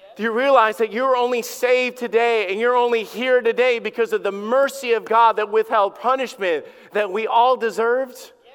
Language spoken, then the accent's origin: English; Alabama, United States; I grew up in Alabama.